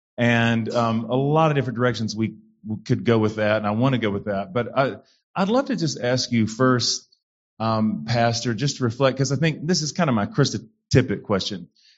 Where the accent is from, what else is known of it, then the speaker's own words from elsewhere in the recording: the South, United States; but that was not always my experience of it growing up in the South and white Pentecostal, kind of rural churches in the South.